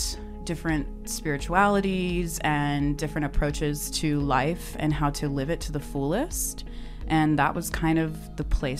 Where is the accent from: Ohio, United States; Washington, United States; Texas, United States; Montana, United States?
Texas, United States; Houston; now in Austin, United States; I grew up in Houston.